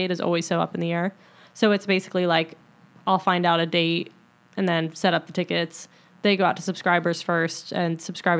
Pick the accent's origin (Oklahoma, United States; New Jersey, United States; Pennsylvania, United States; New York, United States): New York, United States; outside of Albany, Upstate; now in Charlotte, United States; Upstate New York, outside of Albany